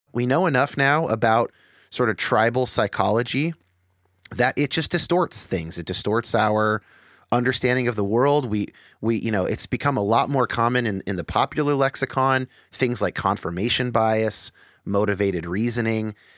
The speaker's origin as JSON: {"language": "English", "town": "San Jose", "region": "California", "country": "United States", "tie": "born or raised there", "said": "I grew up in San Jose"}